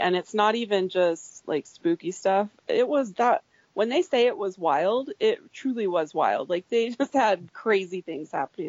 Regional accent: Phoenix, Arizona, United States; moved away as an adult; now in Ogden, United States; So I'm originally from Arizona, born and raised in Phoenix, lived there for the first 20 years of my life. And then I ended up coming to Utah in 2007.

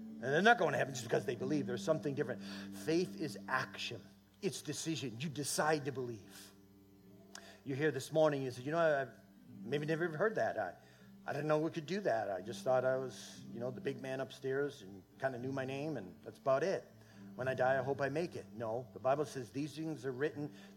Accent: New England, United States; now in Minnesota, United States; I'm from New England

